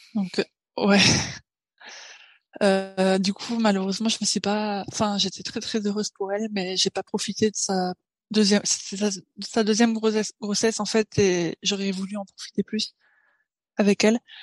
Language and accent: French; Paris, Île-de-France, France; moved away as an adult; now in Tokyo, Japan; je suis née à Paris et là maintenant j'habite à Tokyo. Ça va faire huit ans